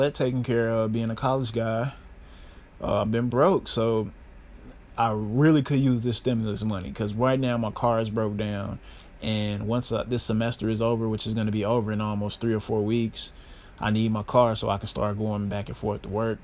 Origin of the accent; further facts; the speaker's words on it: Chicago, Illinois, United States; I am a Chicago native and born and raised, not raised, but I was born here in Chicago